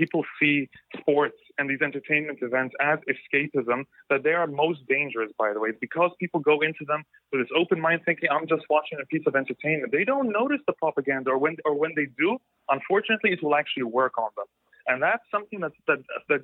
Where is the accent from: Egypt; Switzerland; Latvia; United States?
Egypt; I'm from Egypt. I can read in Arabic